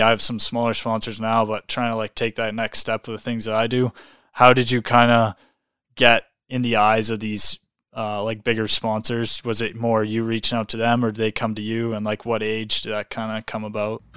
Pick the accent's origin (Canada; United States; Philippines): Canada; Calgary, Alberta; I'm from Calgary here